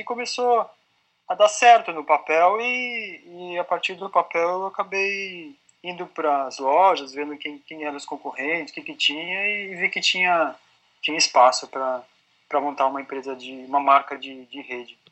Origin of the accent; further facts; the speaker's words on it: São Paulo, Brazil; Não, eu sou paulista